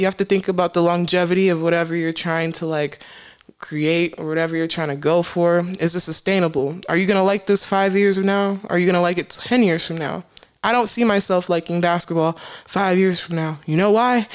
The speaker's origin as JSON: {"language": "English", "country": "United States", "tie": "born or raised there", "said": "I grew up in America, but yet I am submersed in African culture. My parents are Cameroonian, so I'm Cameroonian Americans."}